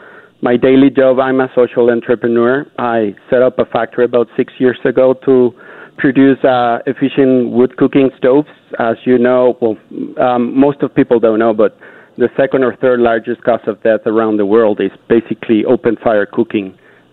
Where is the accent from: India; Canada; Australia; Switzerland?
Canada; Unity, passion, being Canadian.